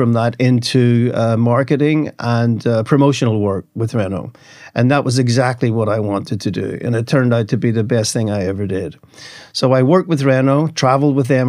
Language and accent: English; Belfast, Northern Ireland, United Kingdom; moved away as an adult; also born or lived in London / Paris / Bodrum; now in Istanbul, Turkey; I was born in Ireland, in the north of Ireland, Northern Ireland, which of course is part of the UK, so I'm a British passport